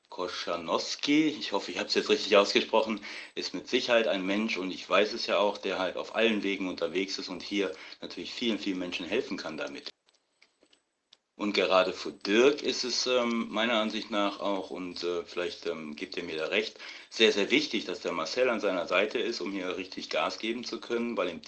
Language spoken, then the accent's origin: German; Düsseldorf, North Rhine-Westphalia, Germany; Ich bin ähm, aus Düsseldorf und bin nicht oft hier in Düsseldorf